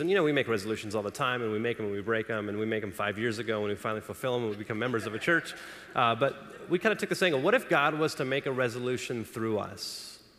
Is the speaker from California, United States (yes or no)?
yes; Los Angeles, California, United States; I grew up in Los Angeles